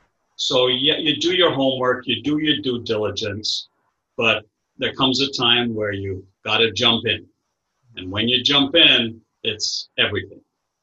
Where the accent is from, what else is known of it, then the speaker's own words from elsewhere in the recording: Kingston, Surrey, Jamaica; Well, like I said, born and raised in Kingston, Jamaica, originally way, way back, Portuguese Jewish descent. And my family has been in the island of Jamaica for 300 years plus.